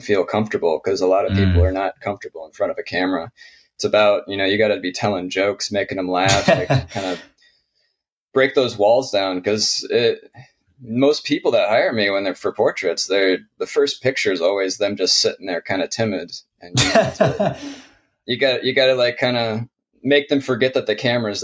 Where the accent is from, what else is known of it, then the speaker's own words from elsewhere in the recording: Michigan near Detroit, United States; now in Portland, United States; I grew up in Michigan near Detroit